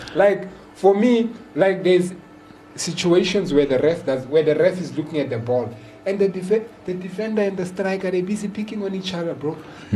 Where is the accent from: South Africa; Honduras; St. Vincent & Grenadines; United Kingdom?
South Africa; I'm a South African